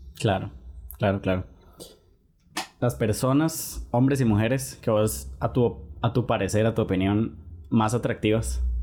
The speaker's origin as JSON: {"language": "Spanish", "country": "Costa Rica", "said": "uno como tico"}